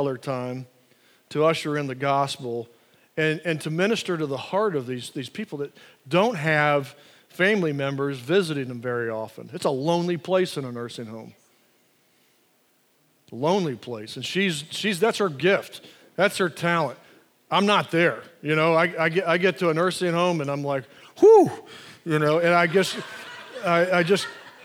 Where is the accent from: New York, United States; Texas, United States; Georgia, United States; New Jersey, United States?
Georgia, United States; Atlanta; growing up in Atlanta